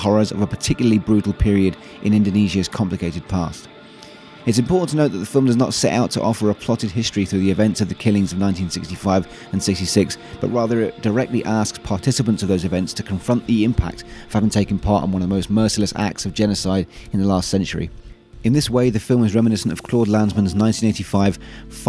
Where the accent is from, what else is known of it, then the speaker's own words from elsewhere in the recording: Devon, South West England, United Kingdom; I grew up in Devon, which is very green